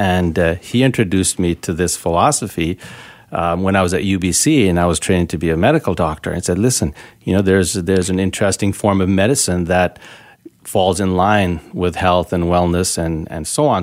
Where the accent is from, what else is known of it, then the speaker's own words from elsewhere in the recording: Canada; also born or lived in Richmond, British Columbia; being Canadian and being a naturopath, uh, and practicing regenerative medicine here, so in Vancouver or in Richmond